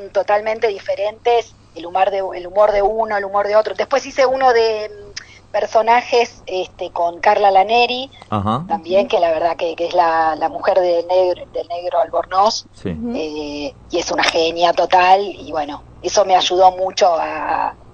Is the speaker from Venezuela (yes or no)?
no; Buenos Aires, Argentina; Yo de Caballito.